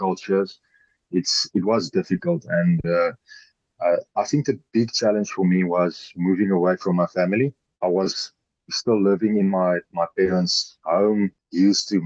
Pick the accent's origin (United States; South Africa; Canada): South Africa; Pretoria, Gauteng; moved away as an adult; also born or lived in Montpellier, France; I was brought up in Pretoria. My whole life I lived back in Pretoria